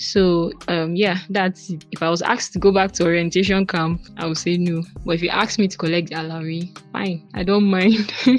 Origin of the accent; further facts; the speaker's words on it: Kaduna, Kaduna State, Nigeria; I was born in Kaduna. I still live in Kaduna. Like, I've spent my whole life in Kaduna.